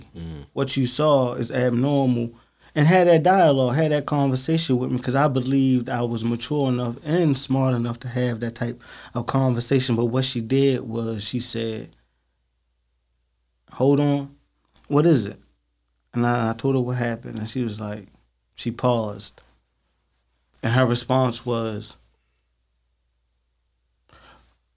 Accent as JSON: {"language": "English", "town": "Baltimore", "region": "Maryland", "country": "United States", "said": "growing up in Baltimore City"}